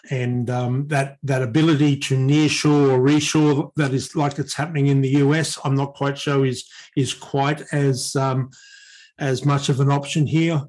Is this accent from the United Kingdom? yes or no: no; Australia; we are a part of Asia